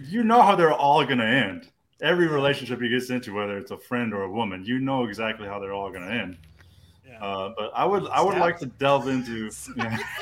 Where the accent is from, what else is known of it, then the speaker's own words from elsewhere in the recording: Austin, Texas, United States; I was born and raised in Austin, man. Uh, um, I went to Crockett High School